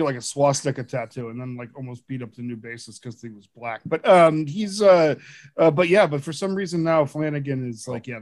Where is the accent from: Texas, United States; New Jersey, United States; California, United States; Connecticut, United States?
Connecticut, United States; Bridgeport; moved away; I'm from Bridgeport originally